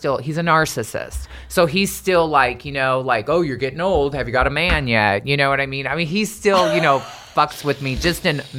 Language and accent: English; Des Moines, Iowa, United States; I was originally born and raised in Des Moines, Iowa.